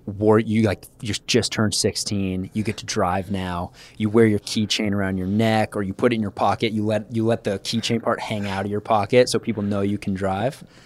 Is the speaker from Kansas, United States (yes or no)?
yes; Kansas, United States; Growing up in Kansas, KU basketball is like religion